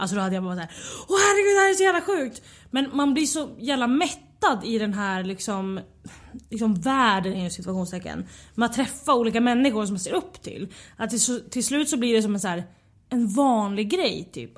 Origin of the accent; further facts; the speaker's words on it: Västerås, Västmanland, Sweden; moved away; Jag är från Västerås